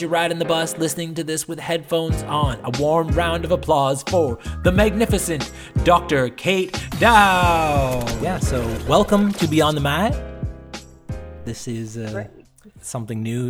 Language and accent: English; East Coast of Canada, Canada; I'm from the East Coast of Canada, which was like along the Bible Belt